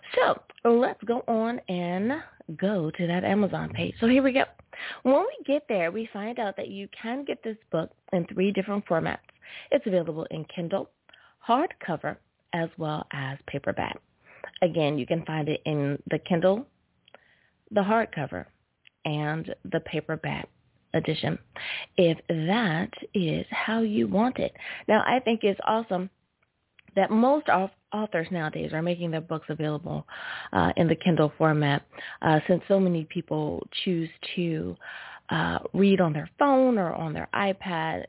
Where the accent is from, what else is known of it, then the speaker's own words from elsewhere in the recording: United States; my home country. Woo! Thank you, USA